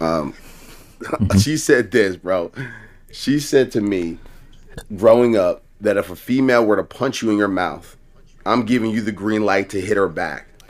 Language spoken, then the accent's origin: English; Baltimore, Maryland, United States; also born or lived in Columbia, Maryland; I grew up in Baltimore, but, like, my first ten years in life, I grew up in Columbia.